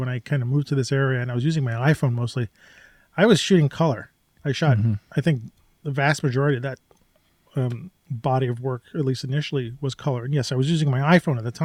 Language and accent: English; New York, United States; I grew up in New York